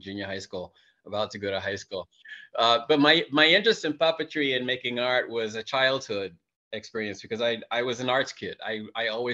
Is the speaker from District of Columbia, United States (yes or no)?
yes; Washington, District of Columbia, United States; moved away as an adult; now in Baltimore, United States; I am from Washington, D.C., and I grew up at a time when Washington was known as Chocolate City.